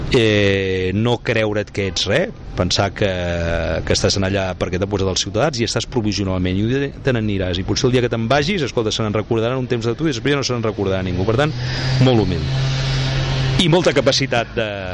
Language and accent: Catalan; Sant Cugat del Vallès, Catalonia, Spain; also born or lived in Madrid; jo hi era, era el meu poble